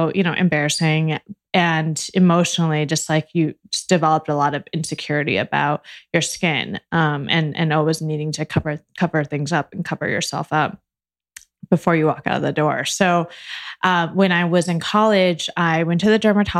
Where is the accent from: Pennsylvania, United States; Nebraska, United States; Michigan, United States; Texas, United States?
Michigan, United States; Bloomfield Hills; So I was born in Michigan, in Bloomfield Hills. It's like a suburb in Michigan. And my mom is a business owner. So a small business owner. And I grew up going to her office in the summers